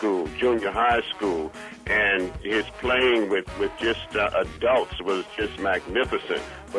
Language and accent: English; New Orleans, Louisiana, United States; now in Connecticut, United States; I'm from New Orleans. I live in Connecticut now